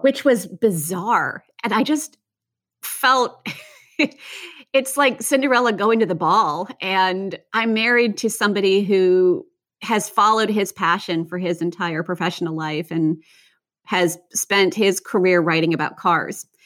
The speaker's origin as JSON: {"language": "English", "country": "United States", "tie": "born or raised there", "also_born_or_lived": "Virginia", "said": "I grew up outside of Washington, D C"}